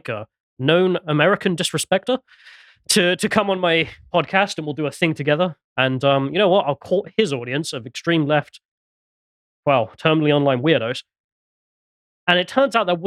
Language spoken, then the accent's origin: English; England, United Kingdom; I'm English